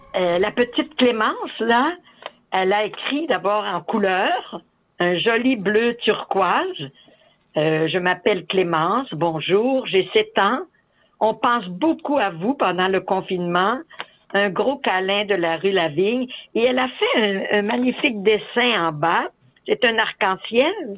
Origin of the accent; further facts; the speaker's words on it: Saint-Casimir, Quebec, Canada; moved away as an adult; also born or lived in Africa / Latin America / Ahuntsic, Montreal; now in Montreal, Canada; Je suis native de Saint-Casimir de Portneuf. J'ai, je suis née et j'ai vécu en campagne sur une ferme